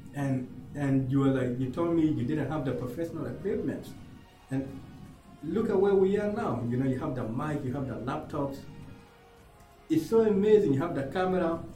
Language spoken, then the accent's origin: English; Uganda; English is a second language; now in Australia; I'm a I'm a kid who was born in a refugee camp in Uganda.